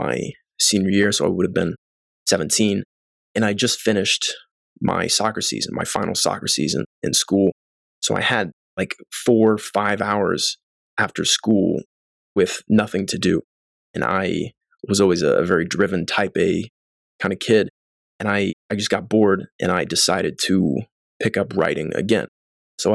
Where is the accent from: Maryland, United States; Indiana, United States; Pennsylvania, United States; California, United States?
Indiana, United States; Columbus; moved away as an adult; now in Los Angeles, United States; Before Los Angeles, I was based in Columbus, Indiana. That's my hometown